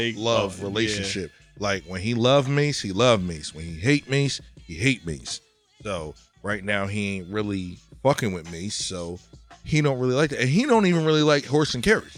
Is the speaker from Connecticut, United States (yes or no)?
yes; Connecticut, United States; I'm from Connecticut